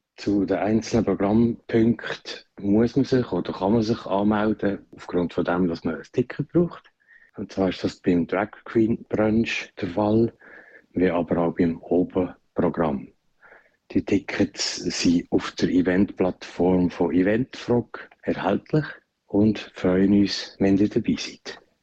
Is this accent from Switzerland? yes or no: yes; Basel, Basel-Stadt, Switzerland; bei uns in Basel